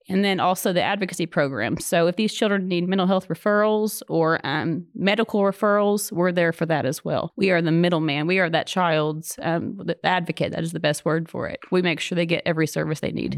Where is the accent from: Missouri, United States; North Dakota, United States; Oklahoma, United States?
Oklahoma, United States; accent: Oklahoma